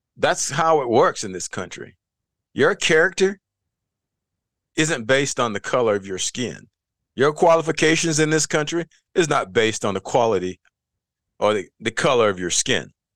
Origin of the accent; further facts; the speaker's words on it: the South, United States; also born or lived in North Carolina; I come from the South.